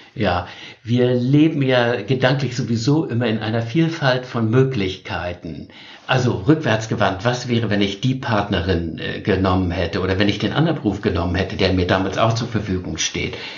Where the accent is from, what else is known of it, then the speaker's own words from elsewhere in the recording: Northern Germany, Germany; ich als Norddeutscher